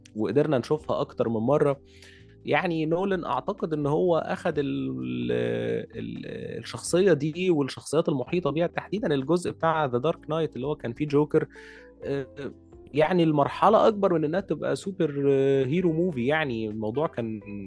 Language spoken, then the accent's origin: Arabic; Egypt; عندنا في مصر